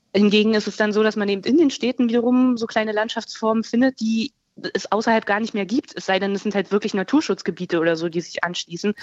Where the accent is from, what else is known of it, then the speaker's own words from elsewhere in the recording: Berlin, Germany; als Berlinerin